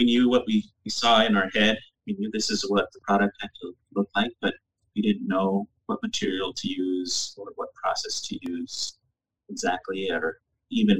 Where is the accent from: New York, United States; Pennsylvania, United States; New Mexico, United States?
New Mexico, United States; moved away as an adult; also born or lived in Massachusetts; now in New Hampshire, United States; I grew up in New Mexico